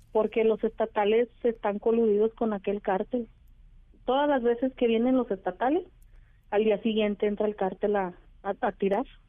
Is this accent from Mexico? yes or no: yes; Teocaltiche, Jalisco, Mexico; aquí nací, aquí crecí